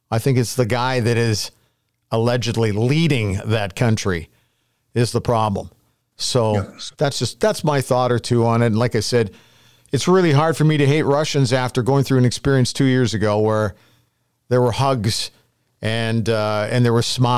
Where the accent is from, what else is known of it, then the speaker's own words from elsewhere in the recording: Canada; And it made me feel so great about being a Canadian.